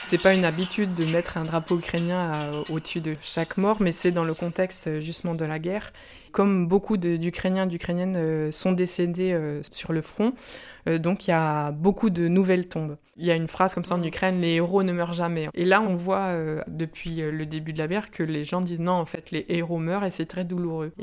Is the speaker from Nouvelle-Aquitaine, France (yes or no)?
no; Brittany, France; Je suis originaire de Bretagne